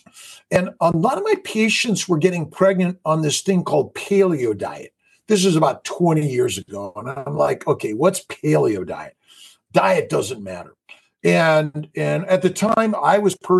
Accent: Los Angeles, California, United States; born and raised in Los Angeles

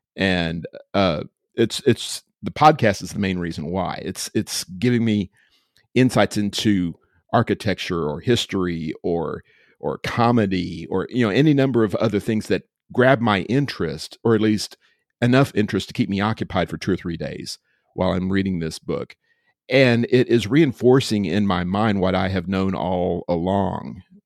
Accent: Austin, Texas, United States; also born or lived in Georgetown, Texas; I am a native, native to Central Texas. I grew up in Austin way back in the day and, uh, moved back here

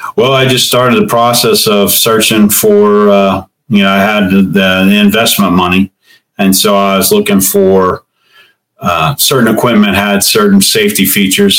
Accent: Cincinnati, Ohio, United States; I'm from Cincinnati, Ohio. Grew up here and I've uh, been here all my life

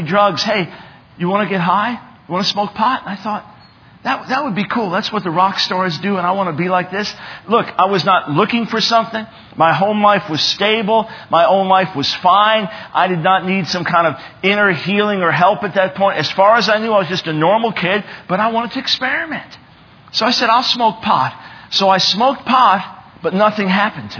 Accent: Long Island, New York, United States; I was born in 1955 in New York City.

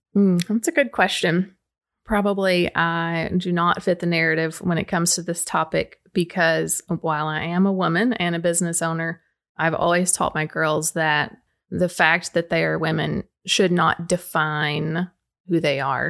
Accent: Baxter, Tennessee, United States; my Baxter roots are very deep. I live on Bruce Ridge Road

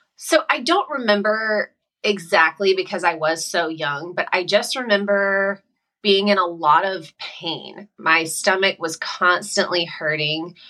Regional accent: South Carolina, United States; moved away as an adult; now in California, United States; I'm from South Carolina

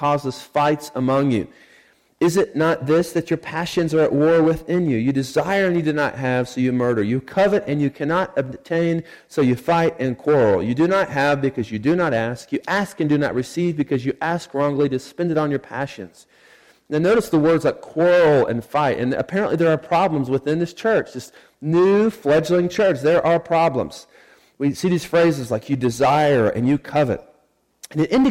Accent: Sand Springs, Oklahoma, United States; moved away; I grew up in Sand Springs, Oklahoma.

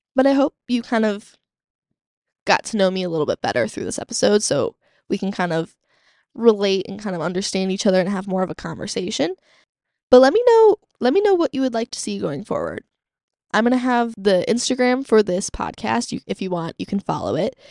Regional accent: Chicago, Illinois, United States; growing up in Chicagoland

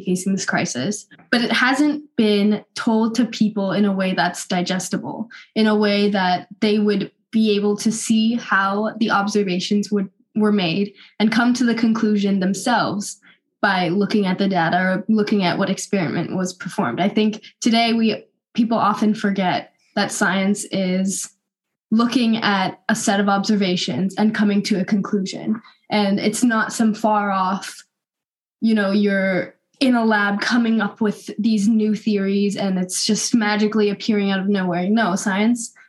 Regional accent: Northern California, United States; I'm from Northern California, so West Coast, best coast

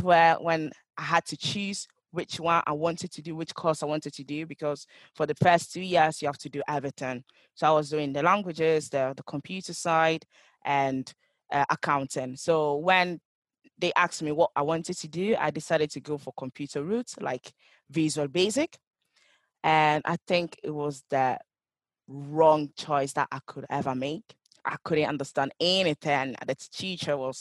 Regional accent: Italy; English is a second language; also born or lived in Ghana; now in Manchester, United Kingdom; I was born in Ghana and I grew up in Italy

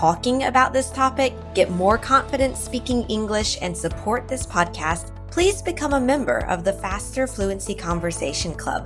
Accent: Mississippi, United States; I'm from Mississippi

